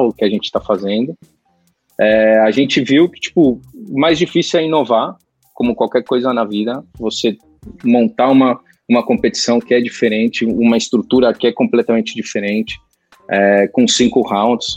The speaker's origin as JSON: {"language": "Portuguese", "country": "Brazil", "tie": "born or raised there", "moved": "as an adult", "lives_now": "Spain", "said": "sendo brasileiro e por mais que eu, a maior parte da minha vida eu vivi no Brasil"}